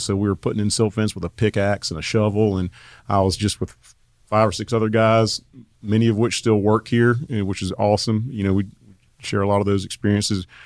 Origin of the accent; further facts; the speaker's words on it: Asheville, North Carolina, United States; moved away as an adult; also born or lived in Raleigh, North Carolina; I grew up in Asheville, North Carolina